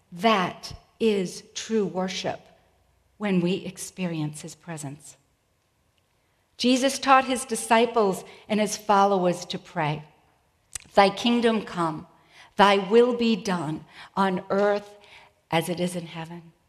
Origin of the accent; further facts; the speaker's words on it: New England, United States; And I'm from New England where foliage is pretty incredible.